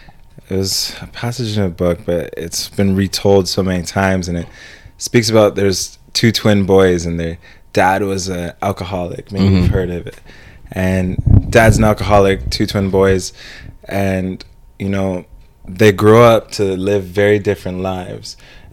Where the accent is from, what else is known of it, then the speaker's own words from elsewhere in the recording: United States; because I'm Jamaican Nigerian. My mom came from Jamaica. She's been living on her own since she was like 15. She came on her own. And my dad's from Nigeria.